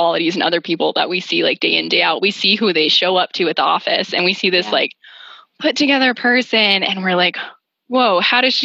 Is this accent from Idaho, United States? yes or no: yes; Idaho, United States; moved away; I'm out here in Idaho feeling like I'm in my roots